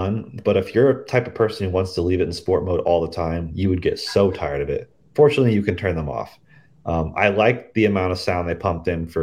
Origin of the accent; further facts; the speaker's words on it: Missouri, United States; my hometown in Missouri